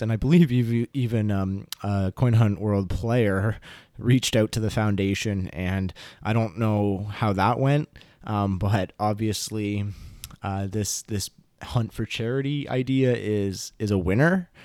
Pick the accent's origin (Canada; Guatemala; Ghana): Canada; I'm Canadian